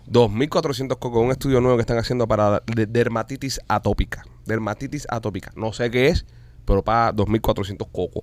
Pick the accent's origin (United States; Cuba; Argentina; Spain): Cuba; Qué grandes somos los cubanos